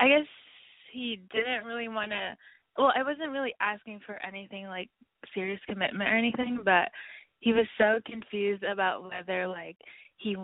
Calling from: Los Angeles, California, United States; also born or lived in New York; I'm calling from L.A.

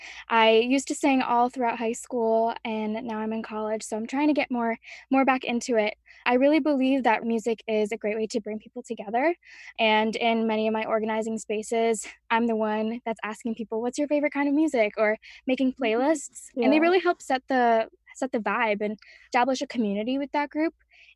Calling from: Pennsylvania, United States; I'm coming from a few minutes outside Philadelphia, and I'm the music partnerships coordinator on the music team.

